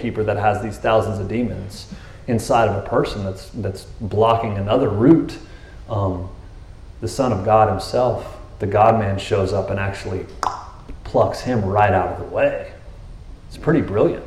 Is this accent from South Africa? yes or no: no; Texas, United States; I'm a Texan